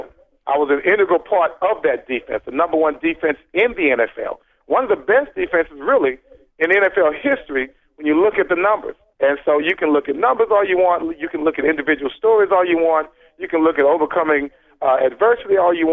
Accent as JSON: {"language": "English", "town": "Dallas", "region": "Texas", "country": "United States", "tie": "born or raised there", "said": "I grew up idolizing here in Dallas"}